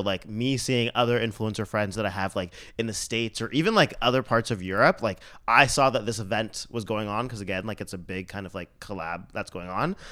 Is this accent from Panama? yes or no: no; Mississauga, Ontario, Canada; now in Toronto, Canada; I'm from Saga